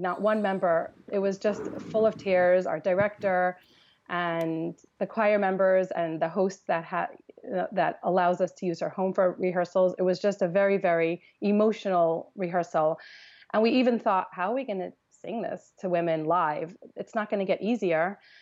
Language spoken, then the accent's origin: English; Los Angeles, California, United States; I grew up in Los Angeles